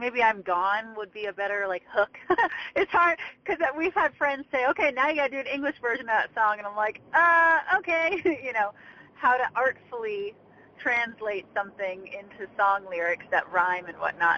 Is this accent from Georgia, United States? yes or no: yes; just south of Atlanta, Georgia, United States; So just south of Atlanta